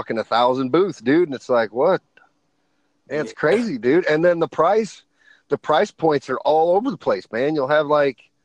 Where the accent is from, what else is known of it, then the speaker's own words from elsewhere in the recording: Elkhart, Indiana, United States; here in my hometown